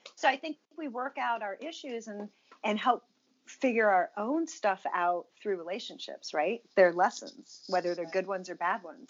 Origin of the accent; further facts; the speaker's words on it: Virginia, United States; I grew up in Virginia.